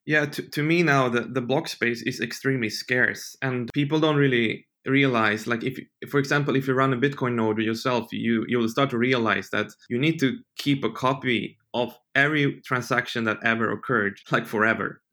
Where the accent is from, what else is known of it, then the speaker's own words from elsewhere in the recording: Sweden; moved away as an adult; I grew up in Sweden